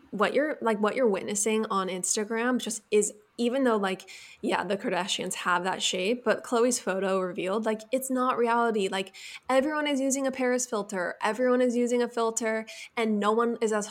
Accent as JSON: {"language": "English", "region": "California", "country": "United States", "tie": "born or raised there", "said": "Like we grew up in Orange County, so we're like definitely pro getting the your like areas that might bother you like taken care of."}